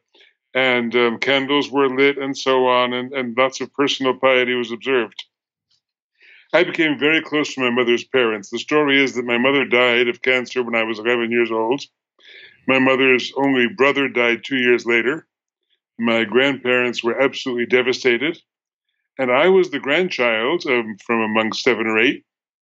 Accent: United States; I'm an American Jew, third generation in America

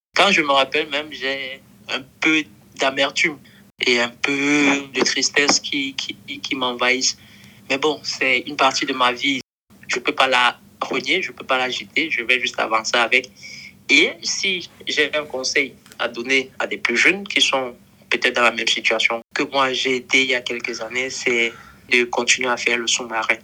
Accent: Cameroon; now in Bamako, Mali; d'origine camerounaise

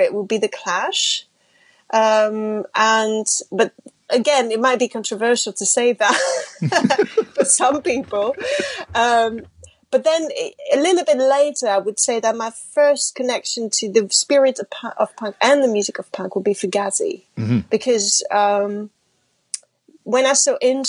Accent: France; first language French; English is a second language; I grew up in France. I was speaking French and you know, my family's French.

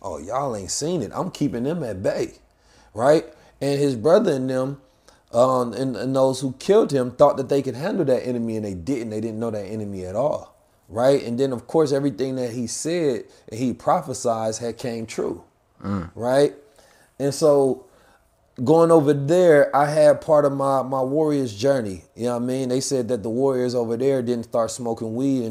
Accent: United States; I am American

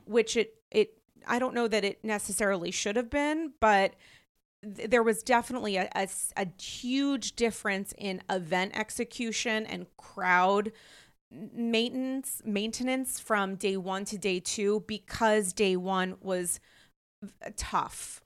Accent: New York, United States; as a New Yorker

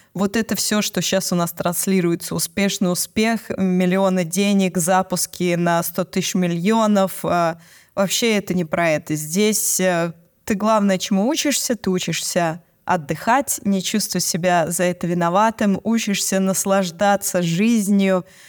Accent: Moscow, Russia; У нас в Москве, я из Москвы

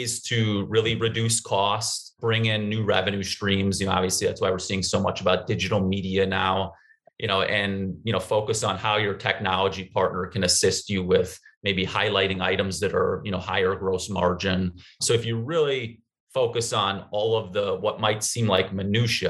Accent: St. Paul, Minnesota, United States; also born or lived in Madison, Wisconsin; I did work in a public high school in my hometown of St. Paul for close to a year after graduating

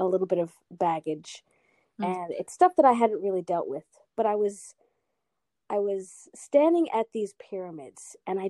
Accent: Australia; also born or lived in Guatemala / United States; So I grew up in Australia, originally from the United States, was born in Guatemala.

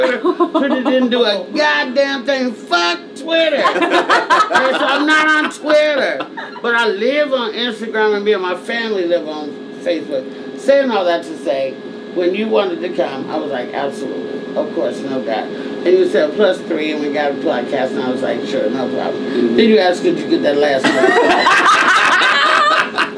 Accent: Oakland, California, United States; also born or lived in Arkansas; now in Los Angeles, United States; I was born in Tolland, Arkansas. I was raised in Oakland, California. I live in the Crenshaw District of LA right now

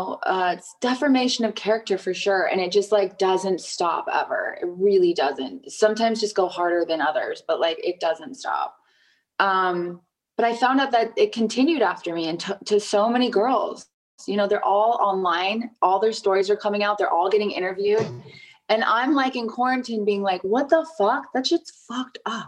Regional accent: Los Angeles, California, United States; I'm born and raised in Los Angeles, California

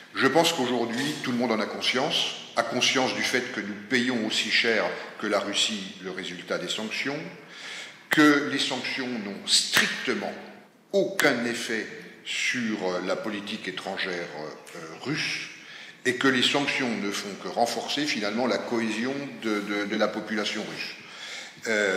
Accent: France; nous, en tant que Français

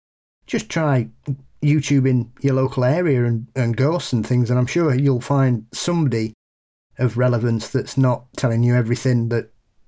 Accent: West Midlands, United Kingdom; Anyway, I'm from the Black Country in the UK, which I'm sure Paul will be aware of.

